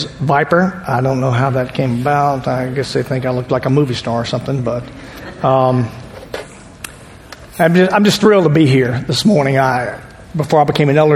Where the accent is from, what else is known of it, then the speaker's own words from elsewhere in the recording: Baker, United States; Pam and I both grew up in Baker